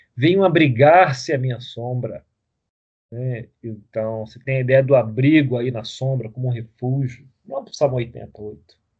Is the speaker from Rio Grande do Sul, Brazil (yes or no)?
no; Rio de Janeiro, Brazil; a gente cresceu no Rio